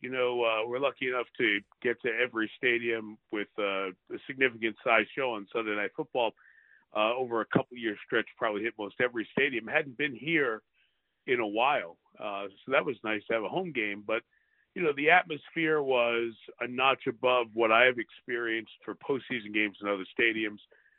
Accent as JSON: {"language": "English", "region": "New York", "country": "United States", "moved": "as an adult", "lives_now": "Michigan, United States", "said": "I'm from New York, but I've lived here for 25 years."}